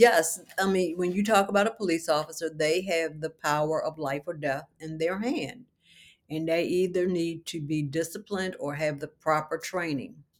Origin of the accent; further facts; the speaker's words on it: Baltimore, Maryland, United States; I was raised in Baltimore City